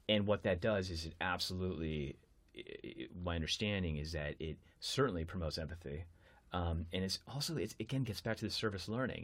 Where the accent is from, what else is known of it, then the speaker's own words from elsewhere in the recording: United States; I'm American.